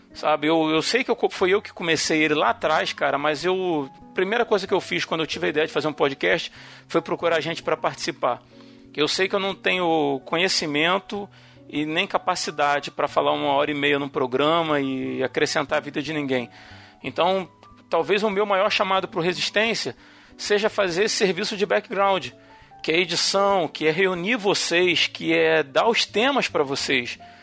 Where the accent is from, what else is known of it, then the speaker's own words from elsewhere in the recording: Rio de Janeiro, Brazil; accent: carioca (Rio); o nosso sotaque do Rio